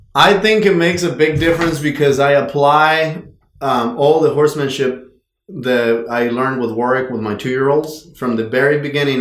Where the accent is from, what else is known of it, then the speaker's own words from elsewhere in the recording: Mexico; moved away as an adult; I was born and raised in Mexico